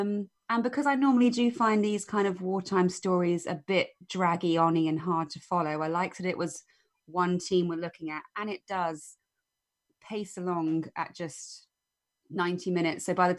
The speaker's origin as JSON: {"language": "English", "country": "United Kingdom", "said": "But as a British viewer, it's a cute thing that dragged me in."}